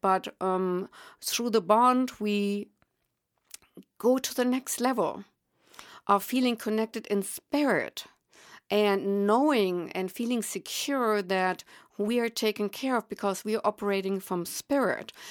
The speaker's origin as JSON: {"language": "English", "country": "Germany", "accent": "German", "second_language": "English", "moved": "yes", "said": "I am indeed German, and obviously I will not be able to relinquish that accent."}